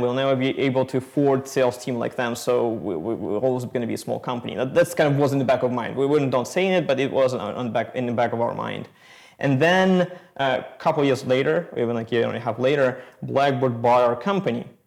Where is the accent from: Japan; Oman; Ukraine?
Ukraine; moved away; We are originally from Ukraine.